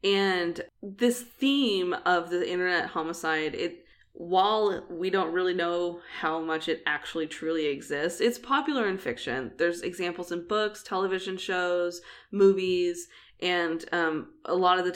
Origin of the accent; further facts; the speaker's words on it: Oklahoma City, Oklahoma, United States; I was, like, 15, female, living in Oklahoma City